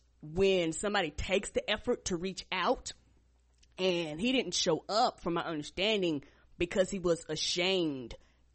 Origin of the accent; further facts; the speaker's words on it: Albany, New York, United States; born there; And we actually took a trip up to New York because I was born in Albany, New York.